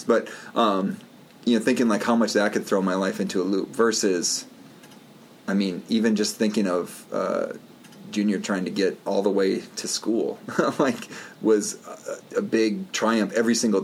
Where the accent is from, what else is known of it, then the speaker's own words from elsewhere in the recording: Wisconsin, United States; also born or lived in Black River Falls, Wisconsin; I grew up in Wisconsin, and you know, some of my life was in Black Earth Falls, Wisconsin